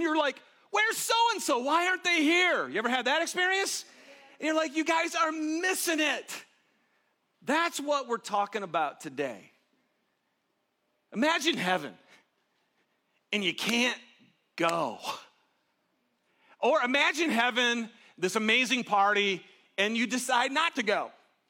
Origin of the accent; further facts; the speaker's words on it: Detroit, Michigan, United States; I'm from Detroit. So about 50 people came from Detroit.